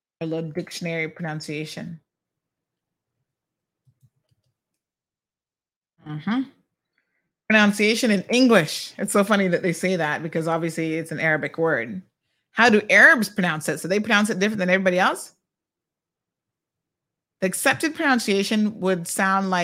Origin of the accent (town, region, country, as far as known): Cayman Islands